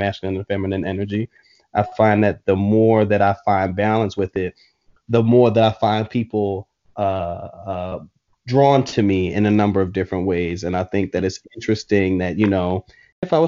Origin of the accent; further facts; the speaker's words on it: Philadelphia, Pennsylvania, United States; when I was growing up in Philly